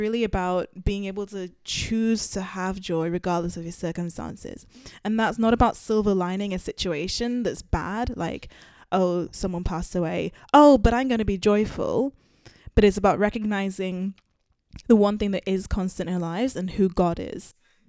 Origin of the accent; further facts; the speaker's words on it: United Kingdom; Hi, I'm …, and I am British Zimbabwean.